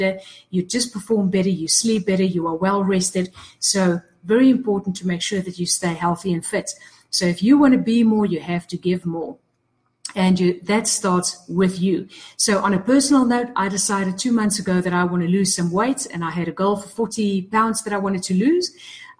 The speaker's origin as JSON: {"language": "English", "country": "South Africa", "said": "I'm from South Africa"}